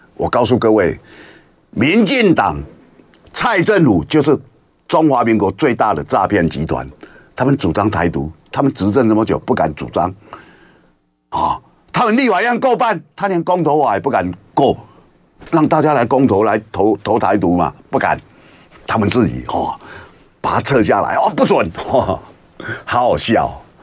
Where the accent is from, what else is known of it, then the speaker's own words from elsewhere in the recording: Taiwan; 我们台湾人